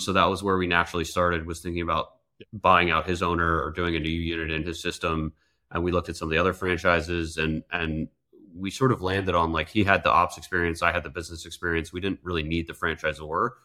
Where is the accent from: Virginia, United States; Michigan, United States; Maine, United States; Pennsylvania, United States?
Pennsylvania, United States; outside Philadelphia; also born or lived in Europe / New York City; now in Tampa, United States; I grew up outside Philadelphia